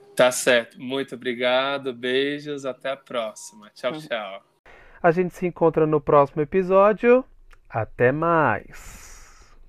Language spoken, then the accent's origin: Portuguese; São Paulo, Brazil; eu sou da Zona Sul